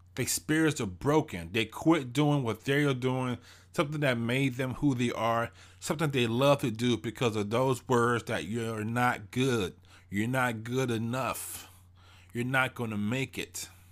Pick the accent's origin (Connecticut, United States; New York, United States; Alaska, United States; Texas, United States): Texas, United States; Houston; I'm from Houston, Texas. I grew up in Fifth Ward.